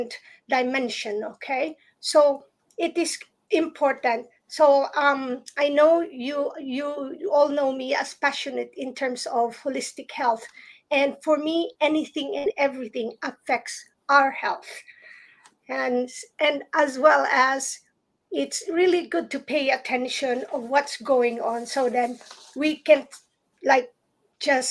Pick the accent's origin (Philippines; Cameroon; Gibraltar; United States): Philippines; moved away; growing up in the Philippines